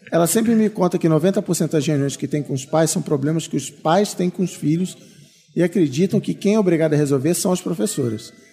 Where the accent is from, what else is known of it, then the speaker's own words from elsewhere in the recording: Ribeirão Preto, São Paulo, Brazil; sou de Ribeirão Preto e sobrevivo de publicidade.